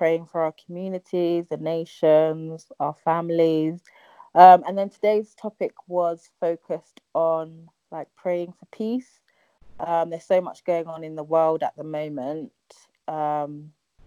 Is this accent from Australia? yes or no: no; London, United Kingdom; I live in London. I'm from Ghana. Born and bred in London, but I consider myself Ghanaian.